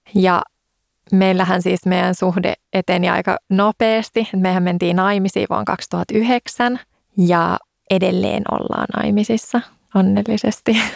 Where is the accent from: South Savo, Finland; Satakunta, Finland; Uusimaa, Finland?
Uusimaa, Finland; Helsinki; Mähän oon siis Helsingistä